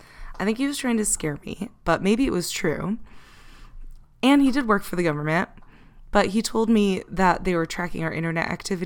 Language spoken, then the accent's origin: English; United States